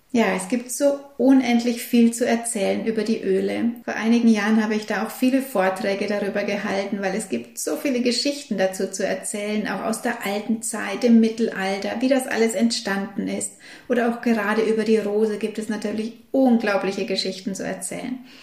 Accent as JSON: {"language": "German", "country": "Germany", "said": "hier bei uns in Deutschland"}